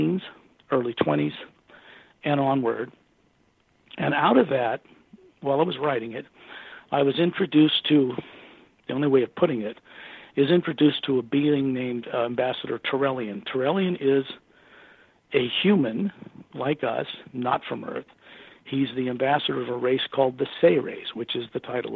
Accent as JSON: {"language": "English", "town": "Salt Lake City", "region": "Utah", "country": "United States", "tie": "born or raised there", "said": "my parents' brick house in Utah in Salt Lake City"}